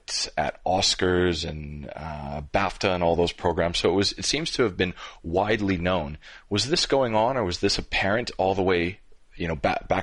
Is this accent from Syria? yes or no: no; Canada; as a Canadian